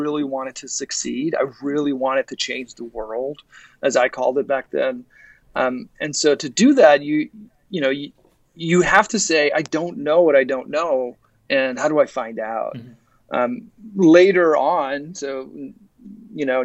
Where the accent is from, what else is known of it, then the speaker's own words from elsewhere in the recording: Ottawa, Ontario, Canada; moved away as an adult; also born or lived in Silicon Valley, United States; now in Toronto, Canada; I grew up in Ottawa, and I went down to the Valley